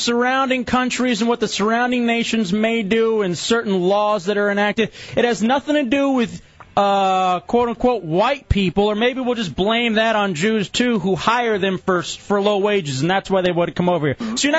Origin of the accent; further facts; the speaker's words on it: Lubbock, Texas, United States; now in Orlando, United States; I was born in Lubbock, Texas.